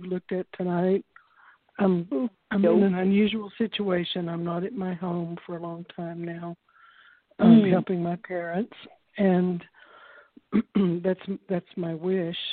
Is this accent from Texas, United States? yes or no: yes; Odessa, Texas, United States; Odessa, Texas